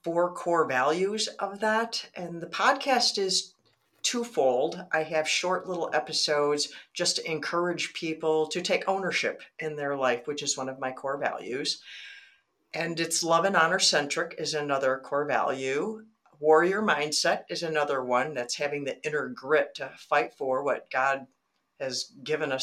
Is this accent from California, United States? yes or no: no; Michigan, United States; also born or lived in Arizona; I'm born and raised in Michigan